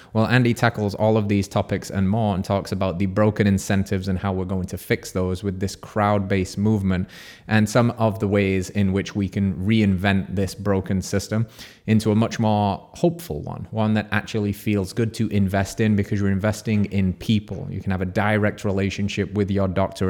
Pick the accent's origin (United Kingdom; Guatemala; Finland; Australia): United Kingdom; England; moved away as an adult; now in United States; If you're picking up on the accent, I'm from England